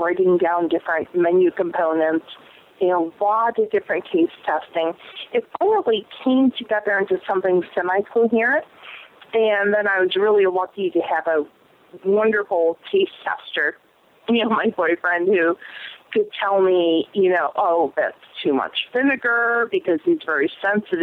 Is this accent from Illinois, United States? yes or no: yes; Chicago, Illinois, United States; moved away as an adult; now in New York, United States; I'm actually originally from Chicago